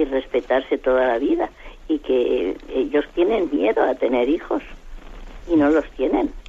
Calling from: Madrid, Community of Madrid, Spain; Monseñor, soy, yo soy de aquí de Madrid

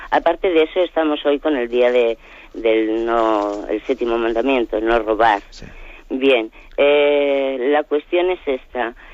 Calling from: Lleida, Catalonia, Spain; de Lérida.

